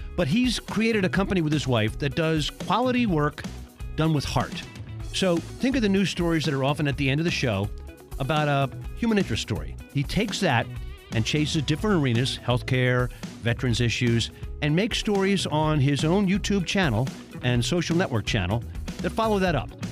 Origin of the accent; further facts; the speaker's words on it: Baltimore, Maryland, United States; I'm from Baltimore